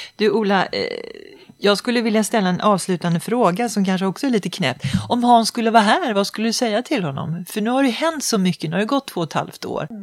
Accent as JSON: {"language": "Swedish", "country": "Sweden", "said": "känna sig lite stolt som svensk"}